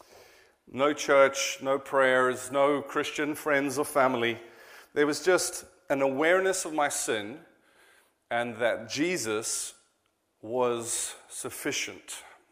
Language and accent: English; South Africa; now in Cheltenham, United Kingdom; I am a South African